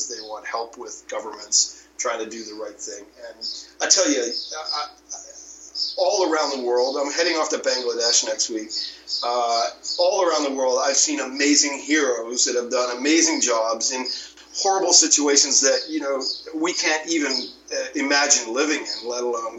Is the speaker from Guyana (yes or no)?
no; Canada; moved away as an adult; now in Mexico; I'm a Canadian, but I've lived 20 years in Mexico.